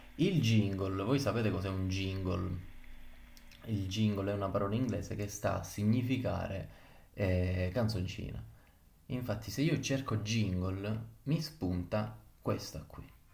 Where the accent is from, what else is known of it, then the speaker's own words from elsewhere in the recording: Palermo, Sicily, Italy; now in Rome, Italy; vi sto parlando da Roma, comunque Roma capitale, ma io sono di Palermo